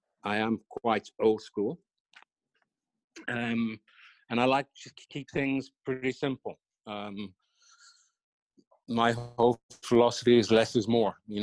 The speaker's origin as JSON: {"language": "English", "country": "Ireland", "tie": "born or raised there", "said": "I was brought up in Ireland"}